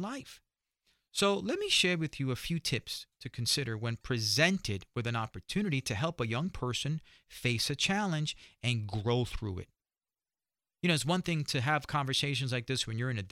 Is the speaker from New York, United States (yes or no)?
yes; New York, United States; being a New Yorker